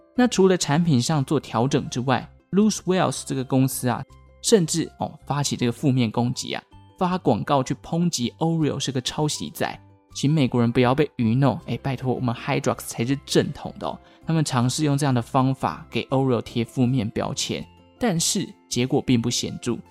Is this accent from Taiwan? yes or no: yes; Taiwan; 身为台湾人